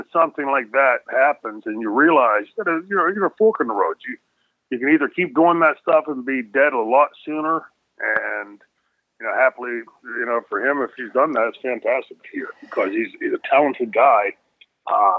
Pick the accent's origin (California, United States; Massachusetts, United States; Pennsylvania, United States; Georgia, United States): Pennsylvania, United States; New Brighton; I grew up in New Brighton, Pennsylvania